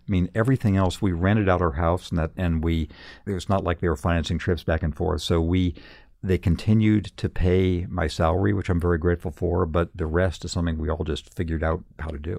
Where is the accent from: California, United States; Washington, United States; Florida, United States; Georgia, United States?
California, United States; Redlands; moved away; in my hometown of redlands california when i was a kid